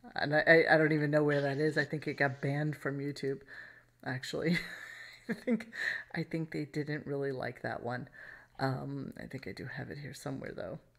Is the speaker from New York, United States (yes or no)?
yes; New York City, New York, United States; everybody I grew up with in Brooklyn